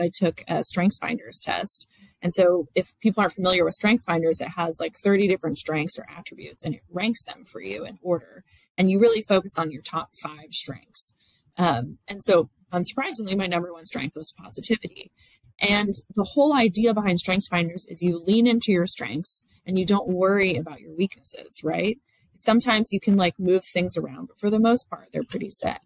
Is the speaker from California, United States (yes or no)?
no; Dallas, Texas, United States; I'm from Dallas. I've grown up in Dallas my whole life.